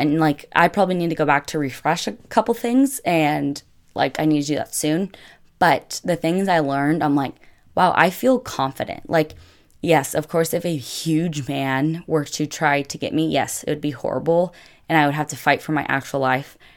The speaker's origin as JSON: {"language": "English", "country": "United States", "also_born_or_lived": "Italy", "said": "I'm the American"}